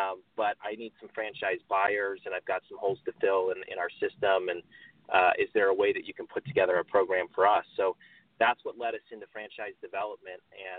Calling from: Carlsbad, California, United States; I'm calling from Carlsbad, California, just a beach town that's a little bit north of San Diego.

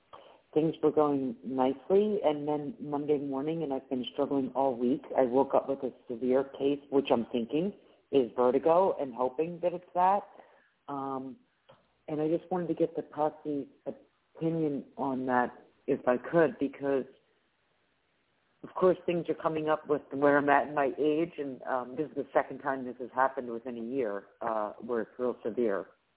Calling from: Philadelphia, Pennsylvania, United States; It's … from Pennsylvania, Philadelphia, Pennsylvania.

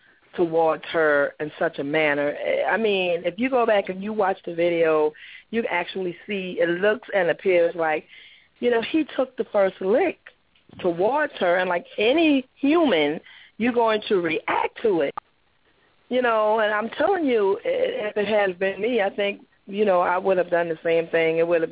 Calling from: Jacksonville, Florida, United States; Yes, this is …, and I'm calling

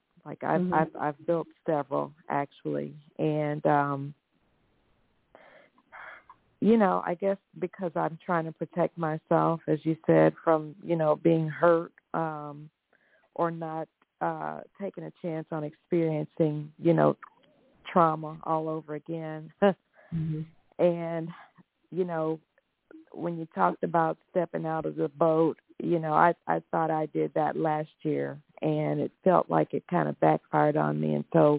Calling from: Texas, United States; I'm calling from Texas.

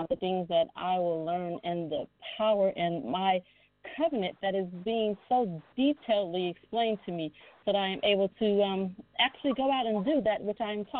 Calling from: El Segundo, California, United States; I'm calling you from El Segundo, California.

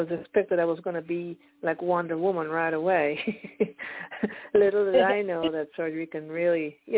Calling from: Pennsylvania, United States; I'm calling from Pennsylvania

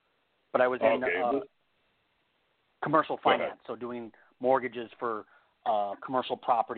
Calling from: Las Vegas, Nevada, United States; I'm calling from Las Vegas.

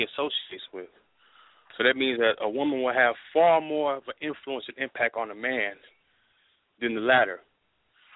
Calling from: Pomona, California, United States; I'm calling from Pomona, California

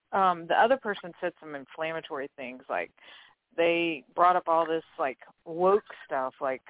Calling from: Louisiana, United States

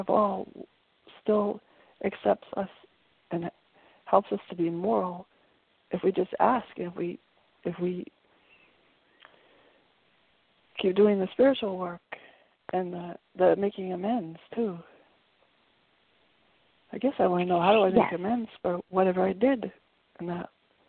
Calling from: Brattleboro, Vermont, United States; from Brattleboro, Vermont.

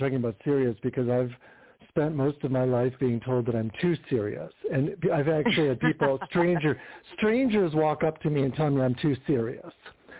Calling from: Palm Springs, California, United States; I'm in Palm Springs, California.

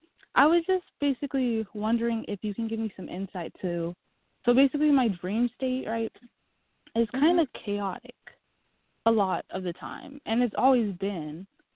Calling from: Oregon, United States

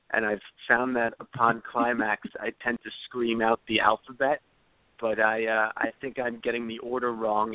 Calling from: New Jersey, United States; I'm calling from New Jersey.

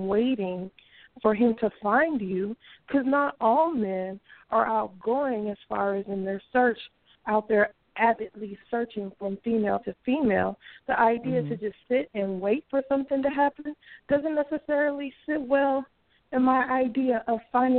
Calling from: Bay Area, California, United States; I'm calling from the Bay Area.

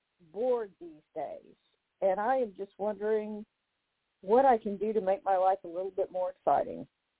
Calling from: Chicago, Illinois, United States; I'm calling from Chicago.

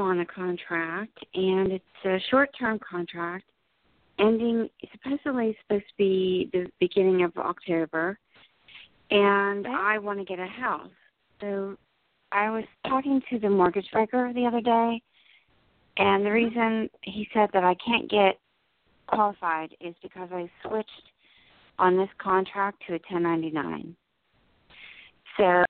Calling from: New Jersey, United States; New Jersey.

